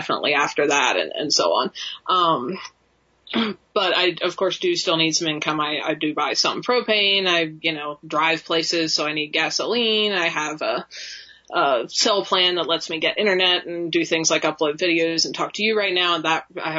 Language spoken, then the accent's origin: English; South Central Pennsylvania, United States; moved away as an adult; now in Wyoming, United States; I grew up in Pennsylvania as well, in kind of South Central PA